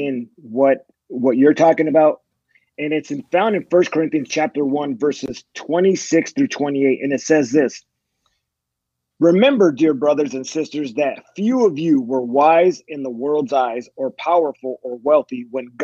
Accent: California, United States; moved away as an adult; also born or lived in Fort Bragg, North Carolina / Fort Hood, Texas; I grew up in California

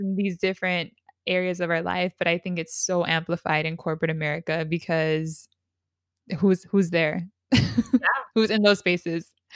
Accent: San Diego, California, United States; We're both from San Diego

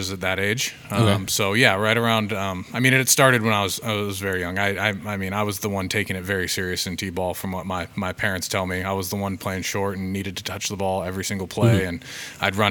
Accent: Federal Way, Olympia, Washington, United States; I grew up actually in Federal Way early on. I played, we lived there until I was in fourth grade

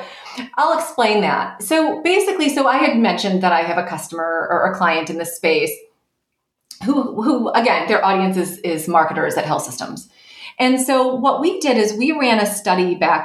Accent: right outside of Detroit, Michigan, United States; I grew up in Michigan, right outside of Detroit

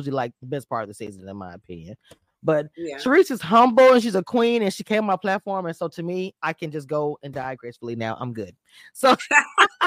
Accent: Louisiana, United States; I'm from Louisiana

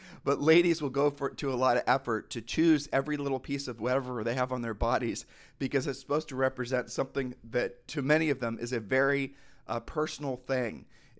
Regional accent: Texas, United States; I'm visiting from Texas. Yeah, I'm here for business.

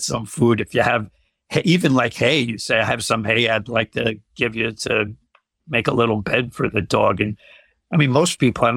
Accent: New Jersey, United States; I'm from New Jersey

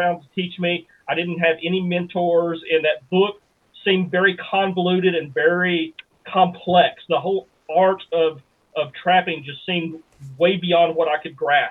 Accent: Bootheel, Missouri, United States; We live sort of on the edge of this little town that I grew up in the Boot Hill, Missouri

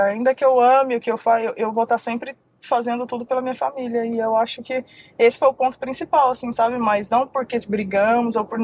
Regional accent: Uberlândia, Minas Gerais, Brazil; moved away; A gente saiu de Uberlândia, fomos dois, passamos um perrengue em São Paulo, passamos um perrengão em São Paulo.

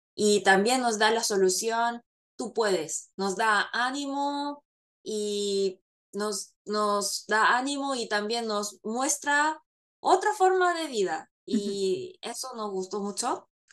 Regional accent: Chile; moved away; cuando estaba en Chile crecí viendo telenovelas mexicanas

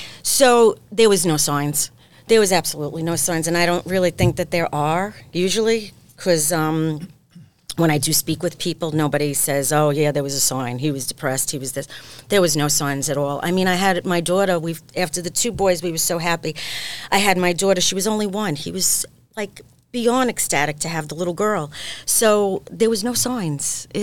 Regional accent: Brooklyn, New York, United States; I was born on 72nd between 12th and 13th.

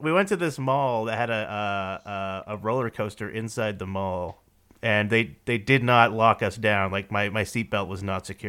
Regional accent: Maine, United States; I'm from Maine

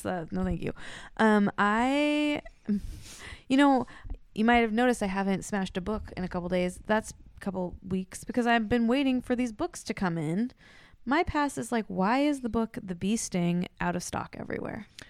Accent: Corvallis, Oregon, United States; I grew up in Oregon, in a town without a mall

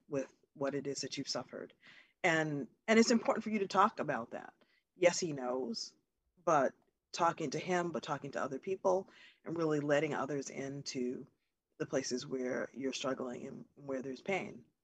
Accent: Massachusetts, United States; I'm in Massachusetts right now

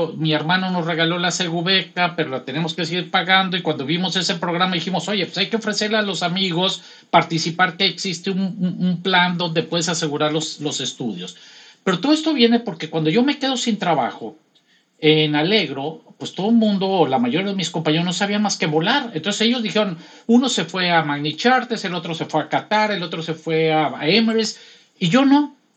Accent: Los Mochis, Sinaloa, Mexico; moved away as an adult; now in Dubai, United Arab Emirates; yo soy de los Mochis, Sinaloa

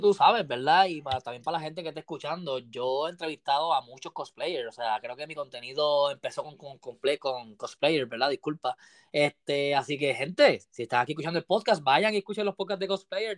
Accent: Puerto Rico; Tú eres de Puerto Rico, igual que yo

